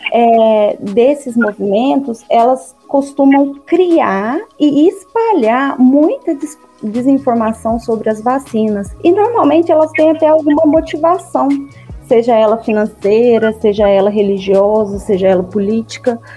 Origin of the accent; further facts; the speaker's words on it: Guaranésia, Minas Gerais, Brazil; Bom, eu sou mineira, como vocês. Eu sou de Guaranésia, no sul de Minas.